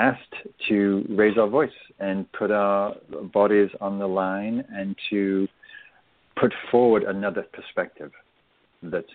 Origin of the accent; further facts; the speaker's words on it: England, United Kingdom; now in United States; I'm English